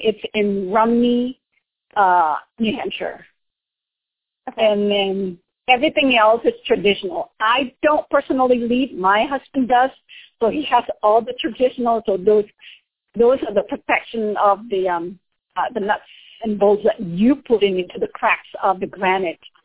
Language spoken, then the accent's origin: English; Indonesia; moved away; since I am from Indonesia